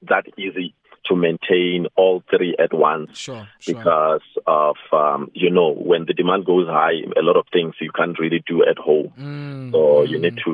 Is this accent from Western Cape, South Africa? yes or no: no; Nwamitwa, Limpopo, South Africa; now in Polokwane, South Africa; my hometown in Nwamitwa, Tzaneen